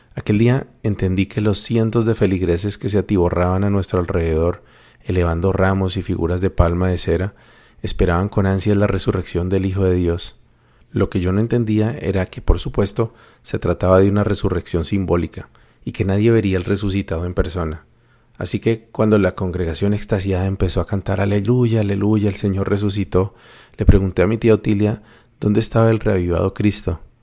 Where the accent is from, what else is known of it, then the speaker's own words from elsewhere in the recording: Colombia; el catolicismo es la religión predominante en mi país